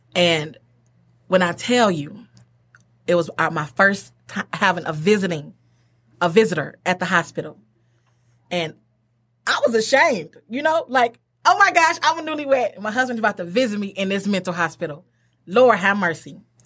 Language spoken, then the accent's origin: English; Detroit, Michigan, United States; moved away as an adult; now in Pontiac, United States; I'm from Detroit, everybody. I'm from Detroit. Uh, went to Mumford High School